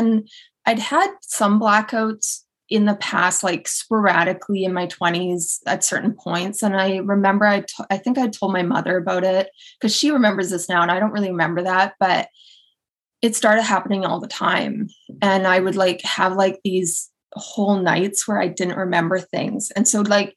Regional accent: Edmonton, Alberta, Canada; moved away as an adult; also born or lived in England / Kelowna / Toronto; now in Pennsylvania, United States; So I am Canadian, born and raised. I grew up on the west side of Canada, very cold place called Edmonton, Alberta.

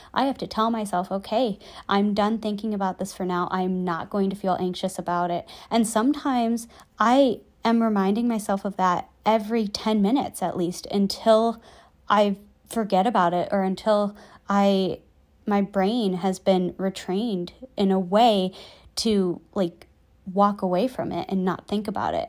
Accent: just outside Chicago, Illinois, United States; moved away; I get to go back home to my hometown just outside Chicago

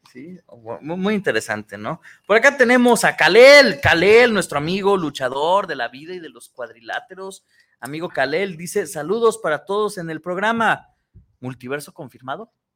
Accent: Tlaquepaque, Jalisco, Mexico; no nací en, en, en Tlaquepaque

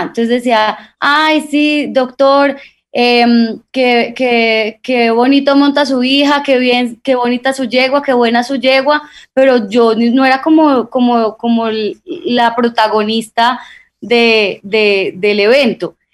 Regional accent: Guamo, Tolima, Colombia; somos tolimenses, somos del Guamo, Tolima

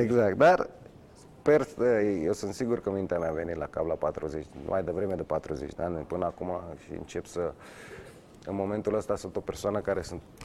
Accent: Romania

